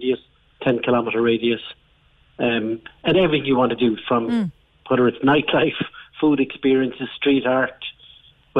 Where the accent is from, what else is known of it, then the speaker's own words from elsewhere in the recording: Mallow, Munster, Ireland; I'm originally from Mallow